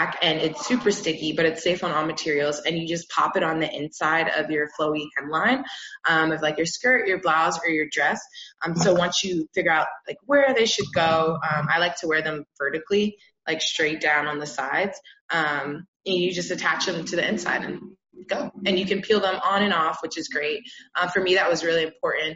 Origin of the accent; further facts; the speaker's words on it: Florida, United States; moved away as an adult; now in Chicago, United States; I was born and raised in Florida